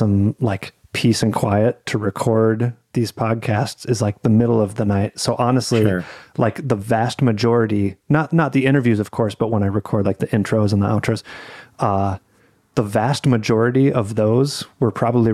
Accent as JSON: {"language": "English", "country": "United States", "said": "I'm an American"}